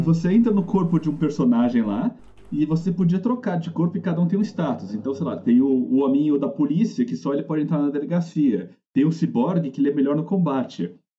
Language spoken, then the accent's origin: Portuguese; Brazil; A gente é brasileiro